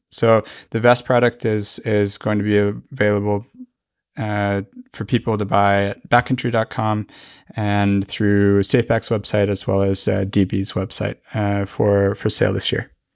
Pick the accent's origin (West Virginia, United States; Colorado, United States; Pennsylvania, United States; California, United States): Colorado, United States; Fort Collins; moved away as an adult; now in Norway; my hometown, Fort Collins.